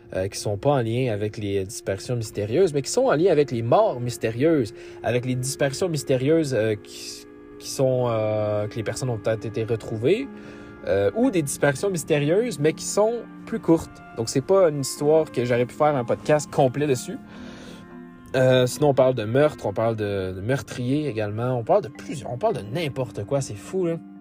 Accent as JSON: {"language": "French", "region": "Quebec", "country": "Canada", "tie": "born or raised there", "said": "dans ma propre ville natale d'où je viens au Québec"}